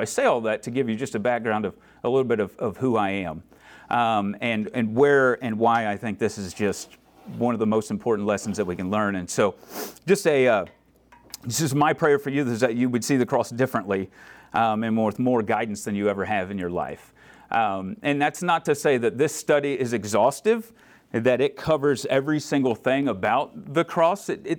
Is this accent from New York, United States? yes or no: no; Florida, United States; I grew up in Florida, and so that was the Southern Baptist way of doing things.